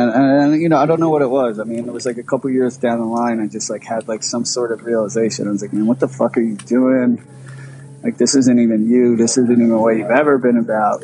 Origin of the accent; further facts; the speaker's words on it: Philadelphia, Pennsylvania, United States; I grew up in like uh, like northeast North Philly.